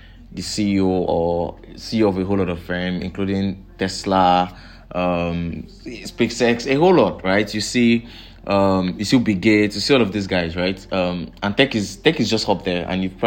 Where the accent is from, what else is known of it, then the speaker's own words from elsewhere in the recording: Nigeria; I'm from Nigeria